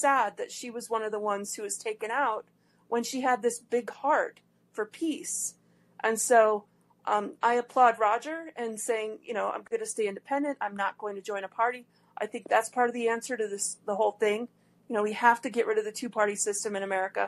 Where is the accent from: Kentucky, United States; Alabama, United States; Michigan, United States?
Michigan, United States; Detroit; my hometown of Detroit